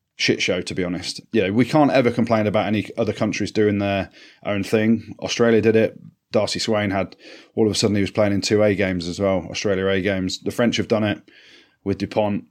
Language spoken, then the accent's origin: English; England, United Kingdom; I'm as English and as British as they come